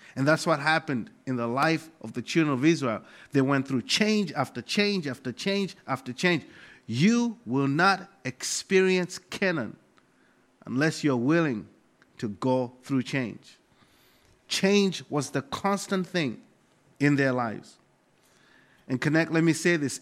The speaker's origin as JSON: {"language": "English", "country": "Malawi", "moved": "as an adult", "lives_now": "United States", "said": "I come from Malawi, Africa"}